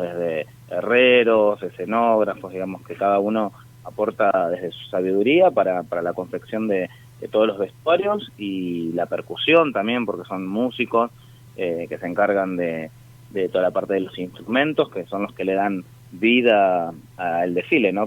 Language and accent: Spanish; San Fernando, Buenos Aires Province, Argentina; El 90% somos todos de San Fernando